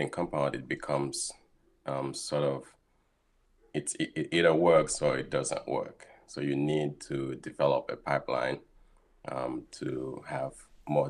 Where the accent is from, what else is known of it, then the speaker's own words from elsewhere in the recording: Haiti; moved away as an adult; also born or lived in South Florida, United States / Rochester, United States; now in Boston, United States; I was born and raised in Haiti, and shortly after high school, I moved to South Florida